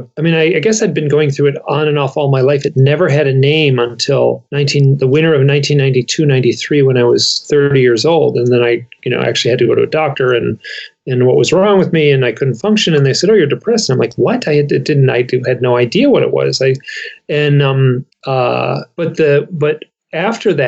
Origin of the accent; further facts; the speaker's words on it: Michigan, United States; We're both from Michigan